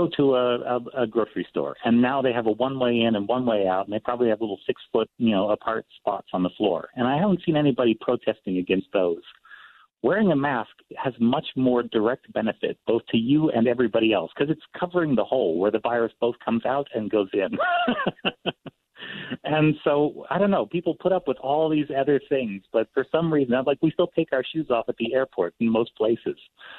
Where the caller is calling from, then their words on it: Texas, United States; I'm calling in from Texas this morning.